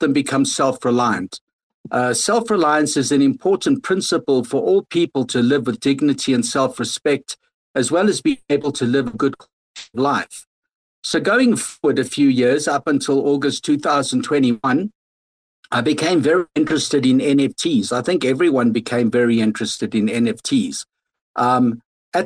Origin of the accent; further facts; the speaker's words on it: South Africa; moved away; I'm originally from South Africa